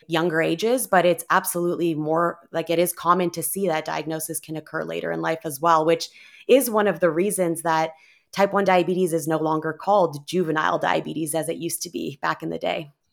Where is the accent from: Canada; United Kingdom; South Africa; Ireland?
Canada; moved away as an adult; now in Bay Area, United States; I was originally from Canada and moved to the U S